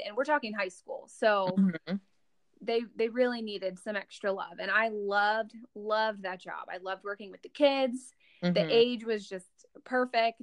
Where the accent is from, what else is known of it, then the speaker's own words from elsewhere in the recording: Pennsylvania, United States; moved away as an adult; I'm from Pennsylvania